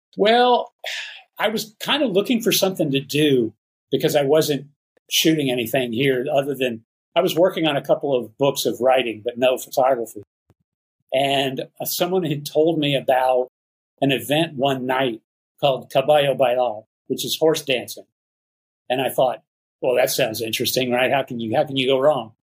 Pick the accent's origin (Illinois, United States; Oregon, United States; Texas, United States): Texas, United States; Dallas; moved away as an adult; also born or lived in Houston, Texas; now in Nayarit, Mexico; I grew up mostly in the Dallas Fort Worth area.